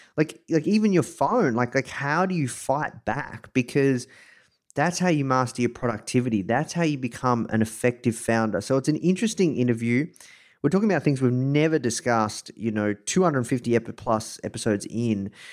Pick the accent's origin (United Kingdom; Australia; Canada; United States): Australia; Melbourne, Victoria; accent: Australian; I am coming to you live from Melbourne, Australia. Um, you can probably tell this from my accent.